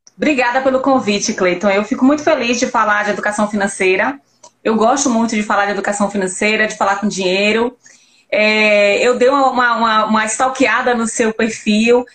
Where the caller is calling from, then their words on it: Lauro de Freitas, Bahia, Brazil; Eu falo daqui de Lauro de Freitas, Bahia